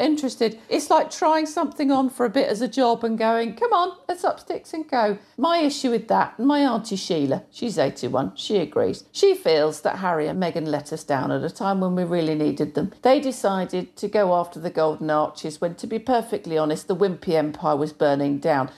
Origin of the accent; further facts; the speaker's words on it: British / English, England, United Kingdom; British, 'cause it sounds better. Yeah. English when I have to explain